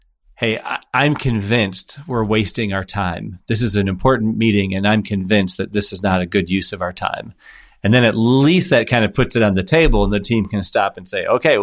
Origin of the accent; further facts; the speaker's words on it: Midwest, United States; I grew up in the Midwest, you know, and in the Midwest where we use indirect language